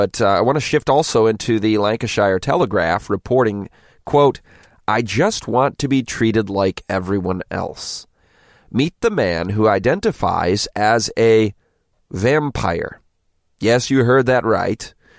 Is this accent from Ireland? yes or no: yes; Galway, Connacht, Ireland; I first learned about vampires when I was 13 and growing up in Galway.